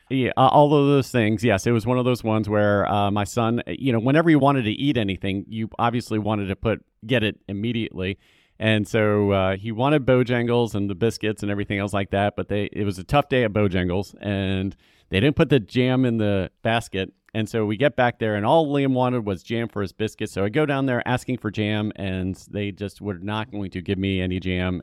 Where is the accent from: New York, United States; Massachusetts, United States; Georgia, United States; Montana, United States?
Georgia, United States; Atlanta; also born or lived in California; now in Charlotte, United States; I was raised in Atlanta, so I'm, I'm familiar with the South